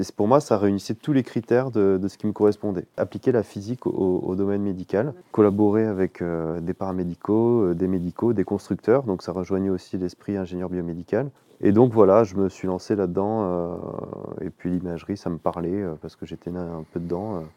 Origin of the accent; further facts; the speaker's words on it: Menton, Provence-Alpes-Côte d'Azur, France; moved away as an adult; also born or lived in Marseille / Lyon / Nice; now in Champagne, France; j'ai grandi dans le sud-est, j'ai grandi à Menton.